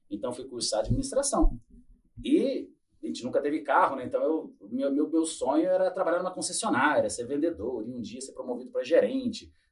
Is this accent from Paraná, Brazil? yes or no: yes; Nova Fátima, Paraná, Brazil; born there; also born or lived in Cornélio Procópio / Londrina; Então, eu nasci em Nova Fátima, já fui para Cornélio Procópio, depois já fui parar